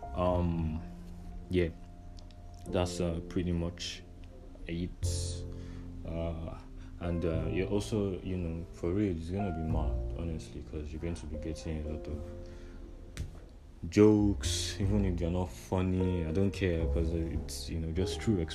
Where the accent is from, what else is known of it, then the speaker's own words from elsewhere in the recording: Nigeria; growing up a Nigerian